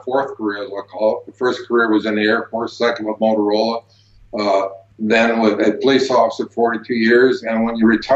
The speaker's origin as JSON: {"language": "English", "town": "Prescott", "region": "Arizona", "country": "United States", "tie": "born or raised there", "said": "here in my hometown area of Prescott, Arizona, up in northern Arizona, up in the mountains. And the people of the local town where I grew up at here"}